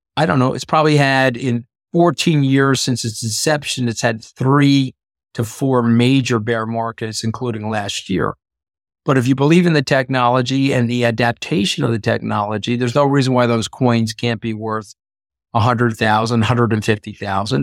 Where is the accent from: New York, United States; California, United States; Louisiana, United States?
New York, United States; I'm a New Yorker